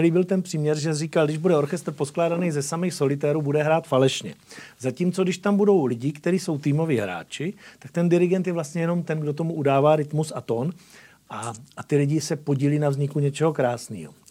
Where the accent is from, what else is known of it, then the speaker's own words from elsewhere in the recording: Moravia, Czechia; jsem rodilý Moravan